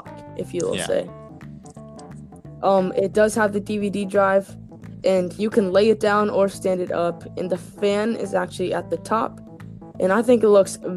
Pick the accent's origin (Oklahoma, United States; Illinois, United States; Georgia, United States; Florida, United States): Florida, United States; I grew up in Florida, and it gets hot in May in Florida.